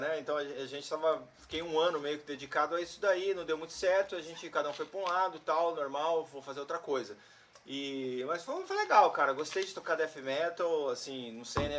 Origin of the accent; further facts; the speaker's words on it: Campinas, São Paulo, Brazil; a gente era do interior e a gente, Campinas